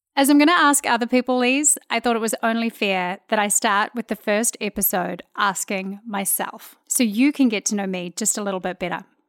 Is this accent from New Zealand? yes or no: yes; New Zealand; moved away as an adult; now in Houston, United States; I'm a New Zealand girl living in Houston, Texas.